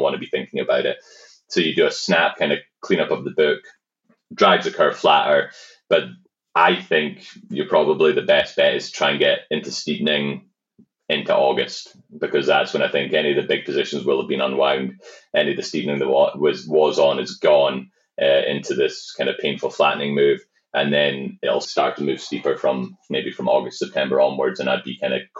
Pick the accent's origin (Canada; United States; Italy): Canada; I think that uh, being a being a Canadian, there's just a lot of upside